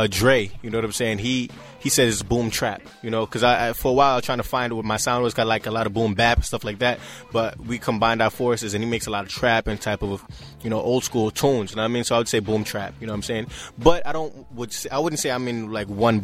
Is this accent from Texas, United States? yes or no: no; New York City, New York, United States; also born or lived in Canarsie, Brooklyn; I'm from Flatbush, but I've been living in Canarsie for a while now.